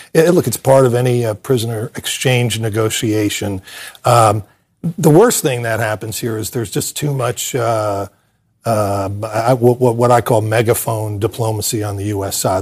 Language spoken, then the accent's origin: English; United States; I am a patriotic American